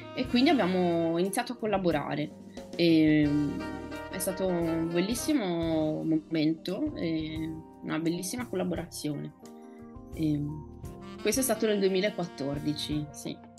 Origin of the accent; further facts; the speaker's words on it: Favaro Veneto, Veneto, Italy; accent: Venetian; first language Venetian; Italian is a second language; moved away as an adult; also born or lived in Rome; Favaro Veneto, che è il mio paese natio